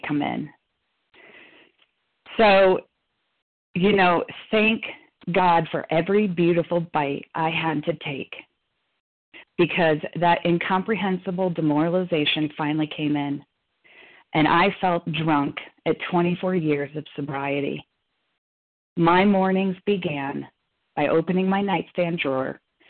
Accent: Chicago, Illinois, United States; moved away; Chicago from Fannie Mae. That's my hometown

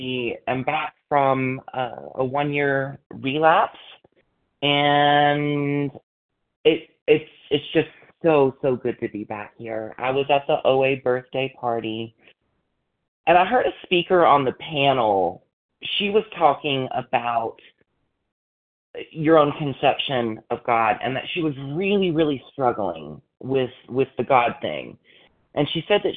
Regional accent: Deep South, United States; Growing up in the Deep South

